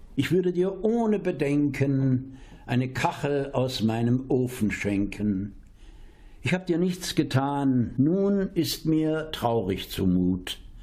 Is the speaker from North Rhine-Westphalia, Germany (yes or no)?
no; Dresden, Saxony, Germany; now in Espelkamp, Germany; ich bin Dresdner